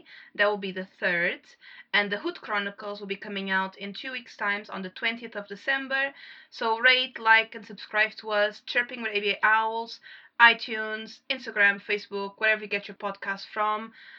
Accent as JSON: {"language": "English", "country": "Portugal"}